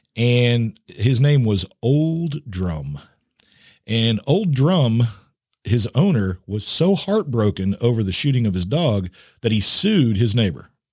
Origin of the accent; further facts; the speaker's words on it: Missouri, United States; my home state of Missouri